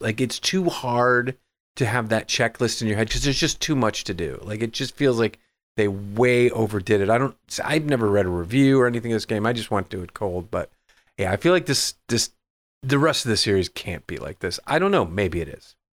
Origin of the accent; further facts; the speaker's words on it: Midwest, United States; growing up in the Midwest